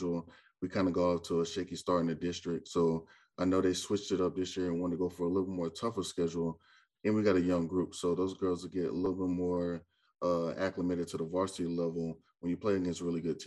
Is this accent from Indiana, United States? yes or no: no; Orlando, Florida, United States; moved away as an adult; now in Tennessee, United States; I'm originally from Orlando, Florida. I came to Tennessee to play basketball at Austin Peay for 4 years.